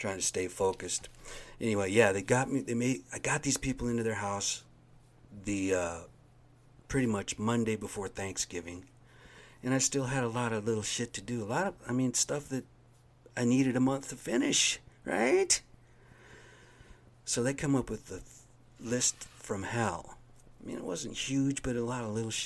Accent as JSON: {"language": "English", "country": "United States", "said": "I'm an American"}